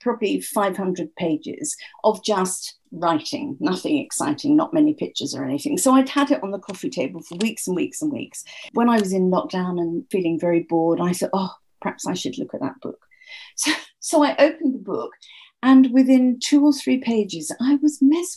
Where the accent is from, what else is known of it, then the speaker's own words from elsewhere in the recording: England, United Kingdom; I'm English.